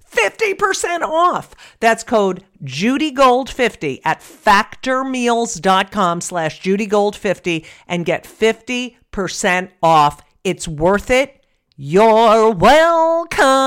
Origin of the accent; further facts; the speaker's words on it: New Jersey, United States; I grew up in New Jersey